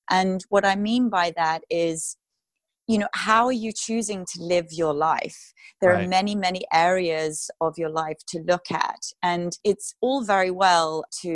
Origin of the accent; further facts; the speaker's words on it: United Kingdom; moved away as an adult; now in Los Angeles, United States; I am a British classical crossover artist, moved to Los Angeles about 11 years ago